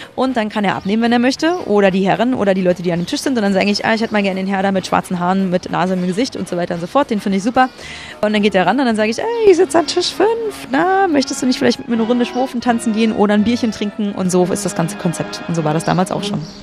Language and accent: German; Germany; ich bin ja im Osten groß geworden